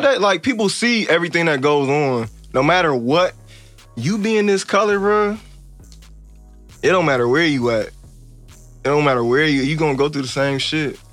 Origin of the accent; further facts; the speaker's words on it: Evanston, Illinois, United States; now in Los Angeles, United States; I grew up on Fowler and Church